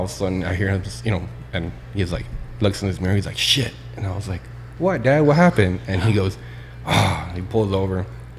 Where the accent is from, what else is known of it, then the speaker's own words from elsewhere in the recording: Albuquerque, New Mexico, United States; born there; now in El Paso, United States; I was born in Albuquerque.